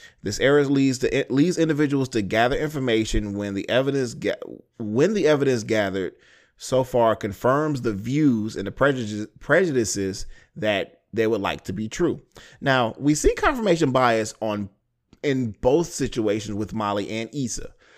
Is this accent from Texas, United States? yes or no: yes; Houston, Texas, United States; I was born in Houston. Ricky and Shelby live there. That's where I'm from.